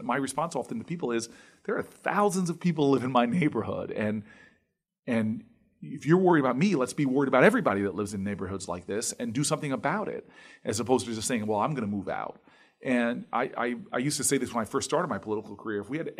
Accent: Harrington Park, New Jersey, United States; Like, I grew up in the town I grew up in Harrington Park.

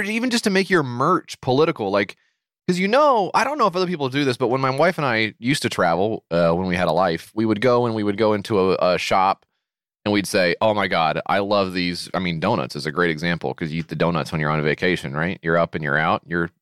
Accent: United States; as an American growing up

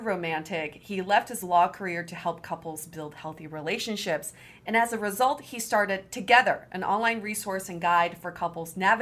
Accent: Fort Collins, Colorado, United States; I'm from Fort Collins

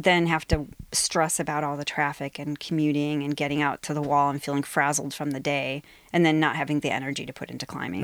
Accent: Ohio, United States; moved away as an adult; now in Seattle, United States; in Ohio, my hometown.

